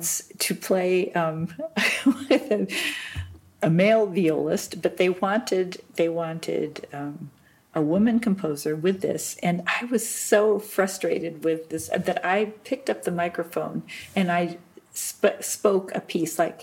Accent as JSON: {"language": "English", "country": "United States", "moved": "as an adult", "lives_now": "Germany", "said": "I'm an American"}